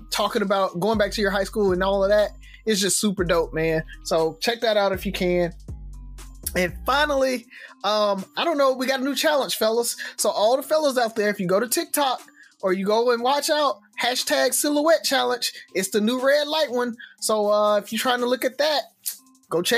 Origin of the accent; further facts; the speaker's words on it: Mobile, Alabama, United States; now in Birmingham, United States; I know I'm from Mobile